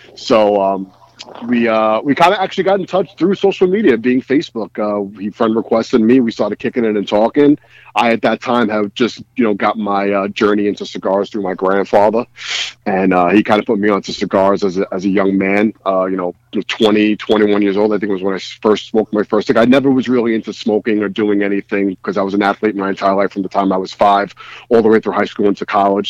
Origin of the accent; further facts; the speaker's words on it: New York City, New York, United States; I am from Bensonhurst, Brooklyn, New York City.